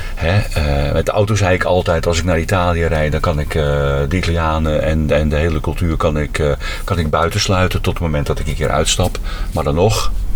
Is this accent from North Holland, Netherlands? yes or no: yes; Huizen, North Holland, Netherlands; now in Zwolle, Netherlands; Oorspronkelijk ben ik opgegroeid in Huizen. Daar ben ik ook geboren.